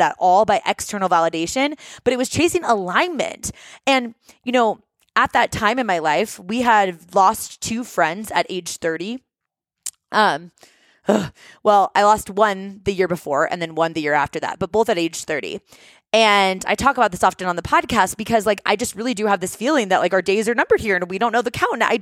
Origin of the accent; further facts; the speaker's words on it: Seattle, Washington, United States; moved away as an adult; also born or lived in New York / San Diego; We're originally from Seattle.